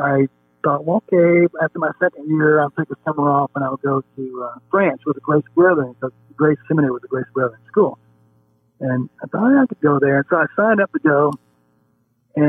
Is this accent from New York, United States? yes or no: no; Alabama, United States; born or raised there; moved away as an adult; also born or lived in Japan / Winona Lake, Indiana